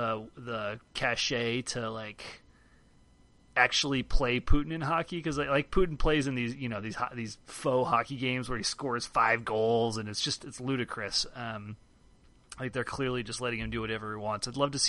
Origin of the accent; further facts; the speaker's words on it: Chicago, Illinois, United States; now in Cincinnati, United States; I guess it is my hometown now. The town I live in. I don't know that Chicago is not my hometown anymore.